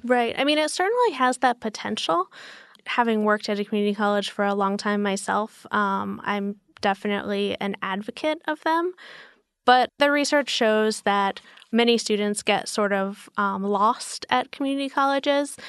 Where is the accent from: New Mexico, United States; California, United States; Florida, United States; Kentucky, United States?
New Mexico, United States; Albuquerque; moved away; also born or lived in Portland, Oregon / New York; I'm from the Southwest. I grew up in Albuquerque, New Mexico.